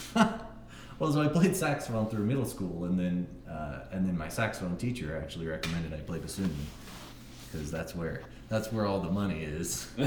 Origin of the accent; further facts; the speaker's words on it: Littleton, Colorado, United States; also born or lived in Ann Arbor, Michigan / New Mexico; I come from pretty much Colorado. I moved here when I was six